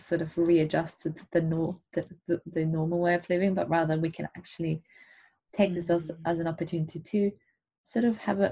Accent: Germany; moved away; I grew up in Germany in a city, in a town surrounded by cities, 3 hours away from the coast.

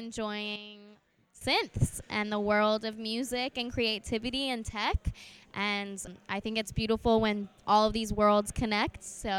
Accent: Austin, Texas, United States; I'm from Austin, Texas, and I am a musician that really likes to play synths

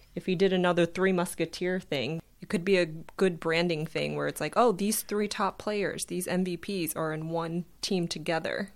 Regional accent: South Florida, United States; I am from South Florida

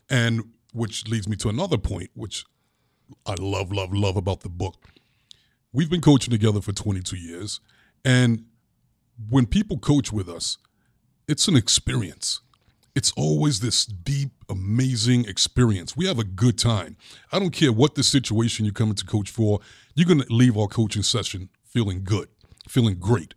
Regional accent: New York City, New York, United States; as a little boy growing up in Brooklyn

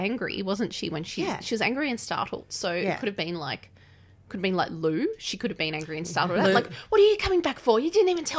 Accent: Australia; as an Aussie

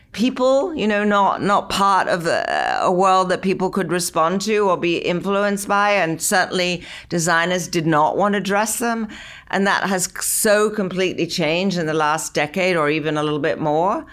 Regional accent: London, United Kingdom; now in United States; I was growing up in London in the sixties

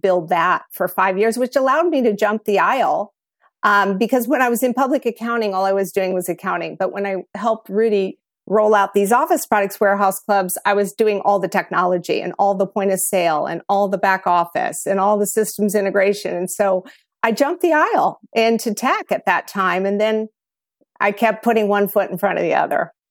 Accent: Kansas City, United States; moved away; also born or lived in Phoenix; I grew up in Kansas City

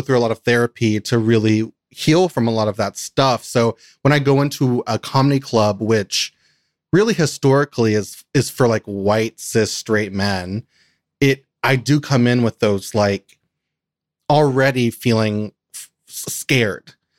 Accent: Kentucky, United States; moved away; I grew up in Kentucky

